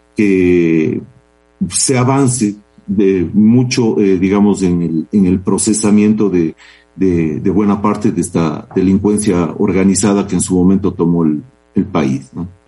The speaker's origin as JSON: {"language": "Spanish", "town": "Cuenca", "region": "Azuay", "country": "Ecuador", "said": "somos, somos cuencanos"}